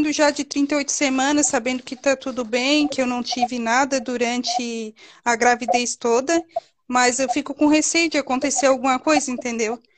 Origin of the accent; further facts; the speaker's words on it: Santa Catarina, Brazil; Doutor, eu sou de Santa Catarina, eu tô de 38 semanas